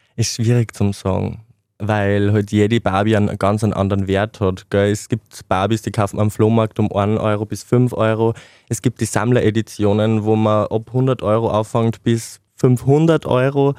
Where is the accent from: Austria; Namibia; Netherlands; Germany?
Austria; Mollmannsreit, Upper Austria; moved away as an adult; now in Linz, Austria; Ich komme ursprünglich aus Mollmannsreit, das ist ein kleines Dorf im Bezirk Rohrbach im Mühlviertel